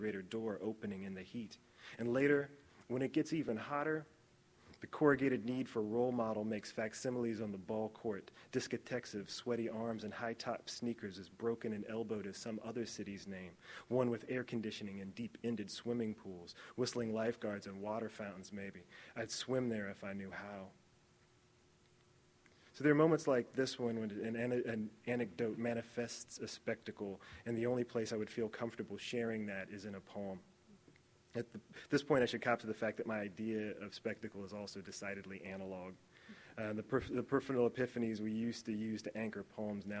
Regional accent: Indiana, United States; moved away; also born or lived in Los Angeles; I'm really from the great state of Indiana

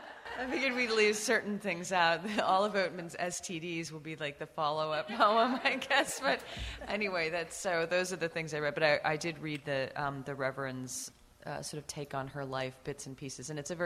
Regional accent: Seattle, Washington, United States; now in Utah, United States; So I grew up in the Pacific Northwest. I was born and raised in Seattle.

